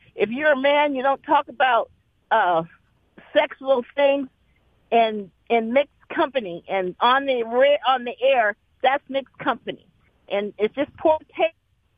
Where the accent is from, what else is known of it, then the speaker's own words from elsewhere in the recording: United States; I am an American first